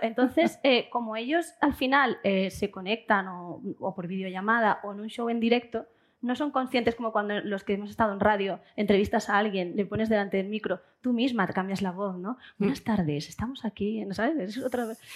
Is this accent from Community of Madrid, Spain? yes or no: no; Seville, Andalusia, Spain; moved away; que se note que soy sevillana en algo